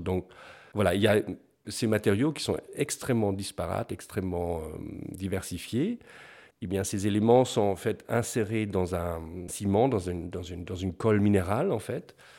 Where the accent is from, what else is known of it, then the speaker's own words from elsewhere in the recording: Bavaria, Germany; moved away; Je viens du, sud de l'Allemagne, de la Bavière, ou dans les villages.